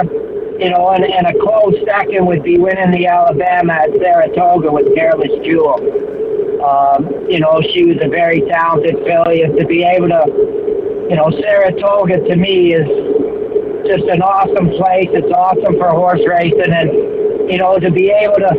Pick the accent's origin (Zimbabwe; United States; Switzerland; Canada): Canada; We're all Canadian